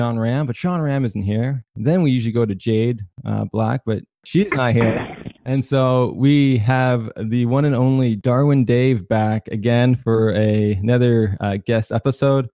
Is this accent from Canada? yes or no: yes; Canada; I'm from Canada